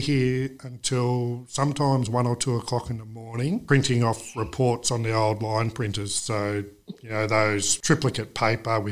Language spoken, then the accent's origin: English; Whitfield, Victoria, Australia; I'm local, true local. So, yes, I was born and raised in Whitfield.